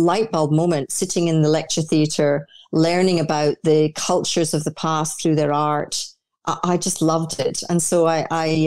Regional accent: Orkney Islands, Scotland, United Kingdom; born or raised there; also born or lived in Dundee, Scotland; now in Australia

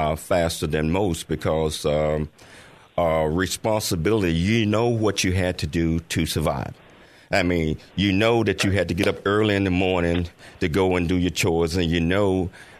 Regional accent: Chattanooga, Tennessee, United States; I was born and raised in Chattanooga, Tennessee.

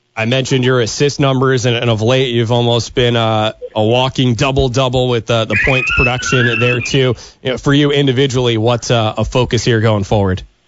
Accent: New Jersey, United States; moved away; back in my home state of New Jersey

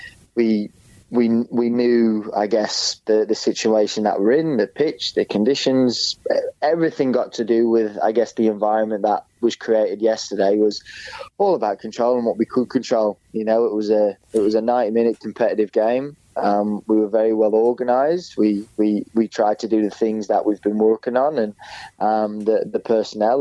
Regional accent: Perth, Western Australia, Australia; born or raised there

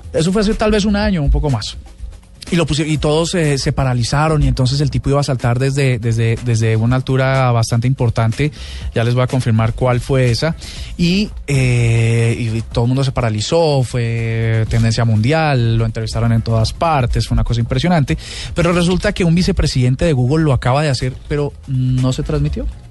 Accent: Colombia; somos los colombianos

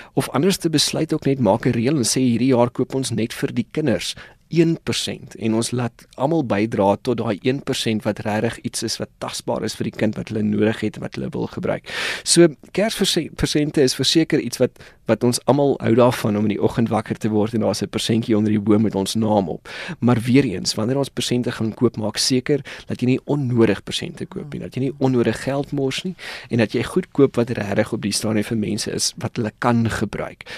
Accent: South Africa

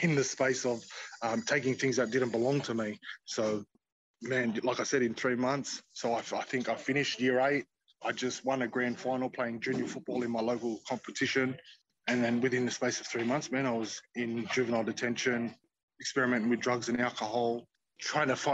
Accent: Sydney, New South Wales, Australia; I was born and raised in Sydney on the block

